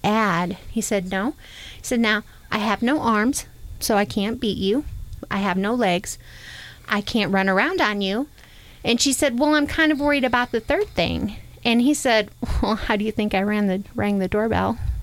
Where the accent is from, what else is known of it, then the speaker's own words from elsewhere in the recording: New York, United States; now in Oklahoma, United States; I'm completely northerner. I I was born in New York. I didn't grow up in the South